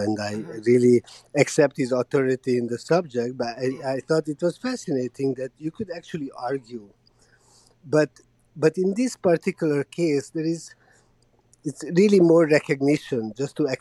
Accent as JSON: {"language": "English", "country": "Hungary", "tie": "born or raised there", "moved": "yes", "lives_now": "Montreal, Canada", "said": "so I grew up in Hungary during the communism"}